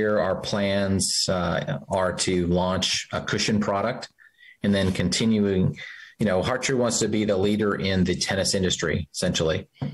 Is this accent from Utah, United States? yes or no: yes; Utah, United States; growing up in Utah, high altitude tennis